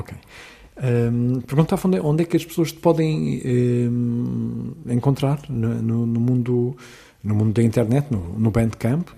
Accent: Seixal, Setúbal, Portugal; na minha terra, eh, onde eu nasci, que é o Seixal

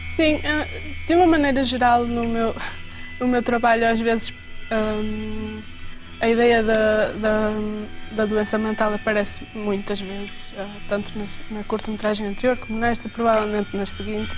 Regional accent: Vila do Conde, Norte, Portugal; also born or lived in Braga; Eu cresci em Vila de Conde, sou de Braga, mas cresci em Vila de Conde

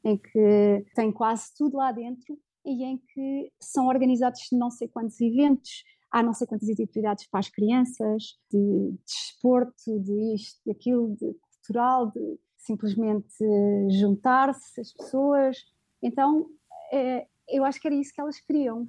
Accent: Portugal; also born or lived in Middle East; now in Riyadh, Saudi Arabia

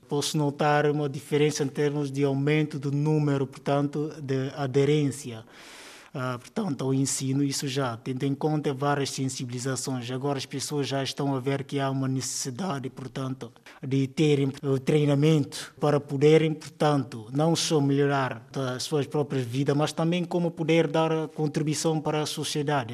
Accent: Canchungo, Cacheu, Guinea-Bissau; Sou natural de Guiné-Bissau, eh, região que achou concretamente o setor de Canchungo

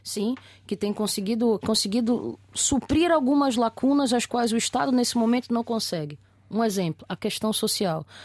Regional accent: Brazil; now in Portugal; eu como brasileiro imigrante aqui nesta terra

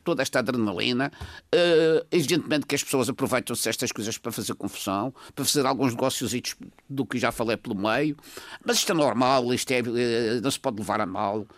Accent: Madeira, Portugal; eu sou madeirense

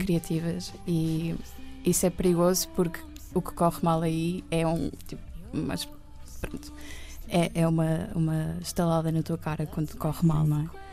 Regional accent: Oeiras, Lisbon, Portugal; also born or lived in Benfica, Lisbon / Estoril; Eu fui viver para Oeiras com a minha mãe

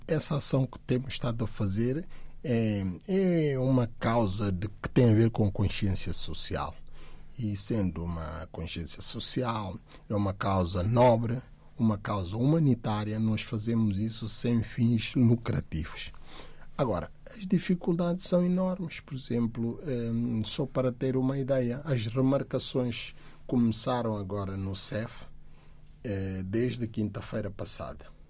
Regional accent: Guinea-Bissau; now in Portugal; da Guiné, país de onde sou natural

